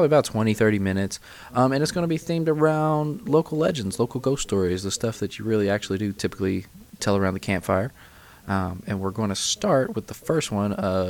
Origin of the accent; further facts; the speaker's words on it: Kentucky, United States; the Hopkinsville Goblins from my home state of Kentucky.